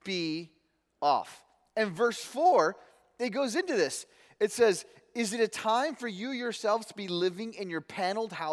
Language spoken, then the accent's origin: English; Michigan, United States; I'm from Michigan